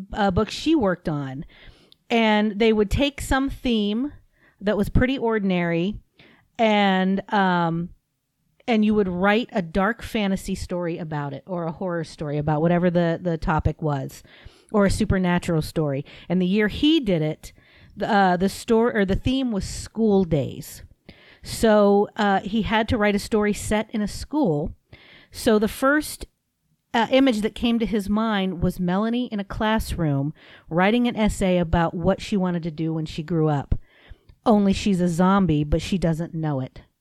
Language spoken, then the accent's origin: English; United States; I'm an American